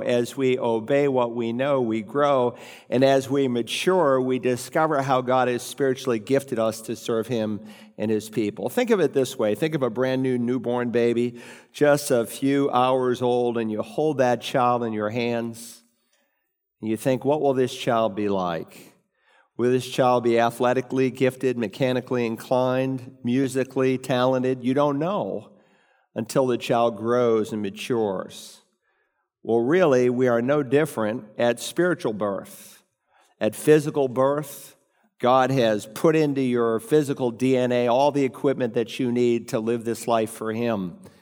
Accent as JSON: {"language": "English", "region": "New England", "country": "United States", "tie": "born or raised there", "said": "When I was growing up in New England"}